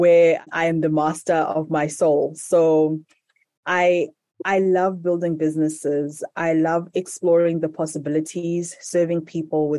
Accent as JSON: {"language": "English", "country": "Zimbabwe", "said": "So I'm currently in Zimbabwe, which is my home country, and in the capital, Harare"}